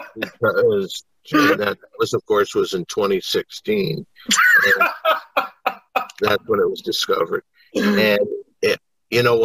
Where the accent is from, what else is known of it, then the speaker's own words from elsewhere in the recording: Michigan, United States; I'm from Michigan